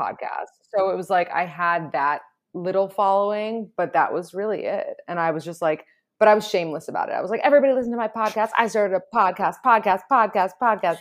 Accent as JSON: {"language": "English", "town": "New York City", "region": "New York", "country": "United States", "tie": "born or raised there", "said": "I was born and raised in New York City"}